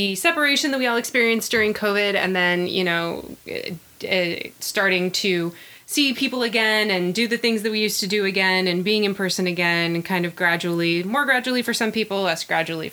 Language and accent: English; Sacramento, California, United States; moved away; I'm from Sacramento